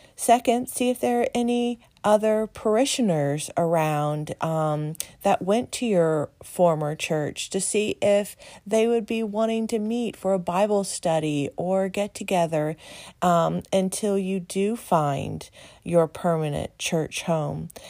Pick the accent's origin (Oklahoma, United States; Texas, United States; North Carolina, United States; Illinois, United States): Texas, United States; moved away as an adult; also born or lived in Columbia, Missouri / Las Vegas / Chicago / Michigan; now in Pennsylvania, United States; I grew up in Texas